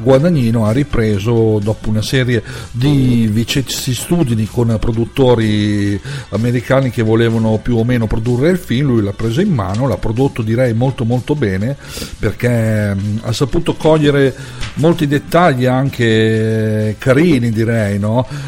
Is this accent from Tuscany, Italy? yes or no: no; Lombardy, Italy; in Lombardia, la mia terra